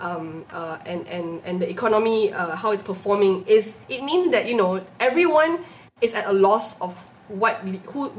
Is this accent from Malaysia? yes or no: yes; Malaysia